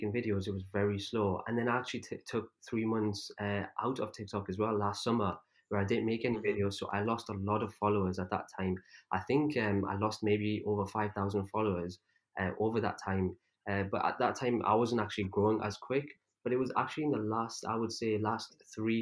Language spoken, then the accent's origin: English; England, United Kingdom; also born or lived in Pakistan; I was actually born in Pakistan, but then I was only like 2 years old when I came to, when I moved to England. So I don't remember anything from there, obviously. So growing up, I never had any Urdu lessons